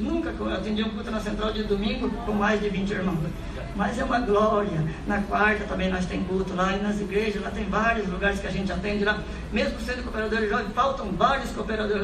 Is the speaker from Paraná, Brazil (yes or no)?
yes; Francisco Alves, Paraná, Brazil; moved away as an adult; also born or lived in Japan; da cidade de Francisco Alves, onde eu fui criado lá